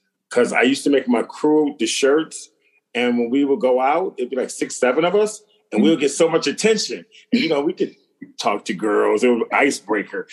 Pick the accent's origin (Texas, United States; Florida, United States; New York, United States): New York, United States; Buffalo; where I'm from in Buffalo, New York, there's always a corner store